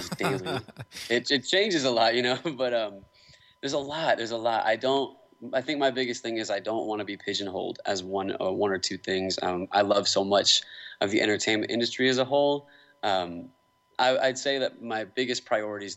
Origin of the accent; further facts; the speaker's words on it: Kansas City, Missouri, United States; Kansas City's always been my home